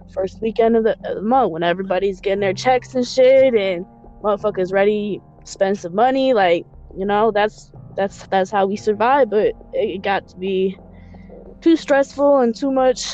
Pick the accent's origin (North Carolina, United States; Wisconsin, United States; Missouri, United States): Wisconsin, United States; Madison; moved away as an adult; also born or lived in Barrington, Illinois / California; now in Loves Park, Illinois, United States; I grew up in Madison, Wisconsin. I consider that my hometown.